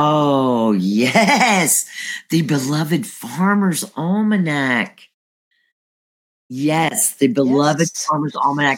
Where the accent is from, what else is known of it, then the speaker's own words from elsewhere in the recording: the North, United States; I'm a Yankee.